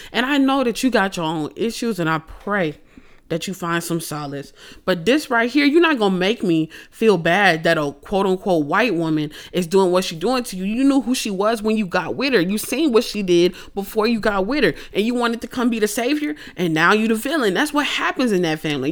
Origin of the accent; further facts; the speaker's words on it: Houston, Texas, United States; I'm from Houston.